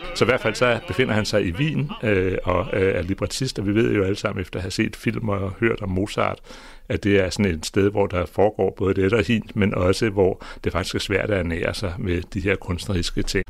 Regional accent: Greenland; jeg er født i Grønland

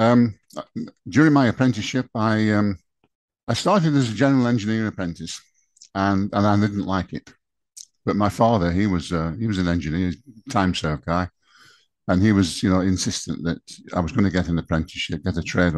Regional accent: Chorley, North West England, United Kingdom; I'm from Chorley.

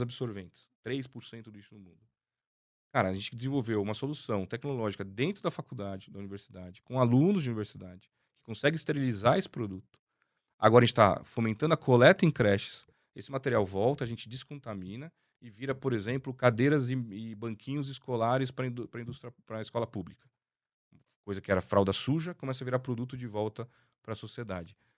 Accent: Brazil; nós brasileiros

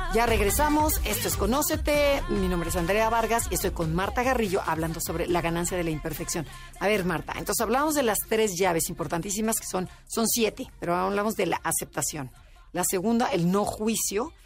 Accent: Mexico City, Mexico; accent: chilanga

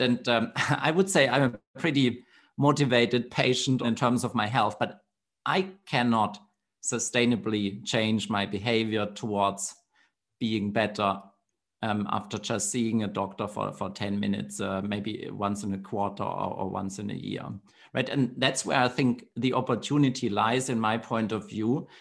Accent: Germany; my home country, Germany

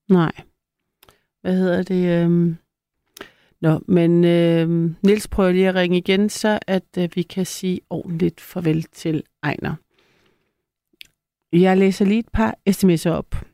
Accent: Copenhagen, Capital Region, Denmark; Er fra Nørrebro, by the way.

